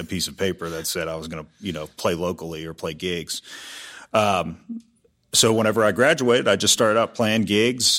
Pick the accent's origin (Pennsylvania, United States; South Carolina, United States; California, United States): Pennsylvania, United States; Peters Township; moved away as an adult; also born or lived in Pittsburgh / Nashville; now in Dallas, United States; I grew up in the Peters Township area and went to high school there